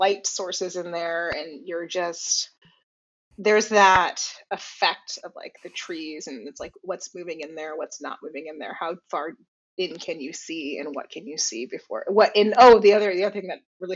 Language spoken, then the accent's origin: English; Johnstown, Pennsylvania, United States; Growing up in Johnstown, which is where Jackal is set and like where I actually grew up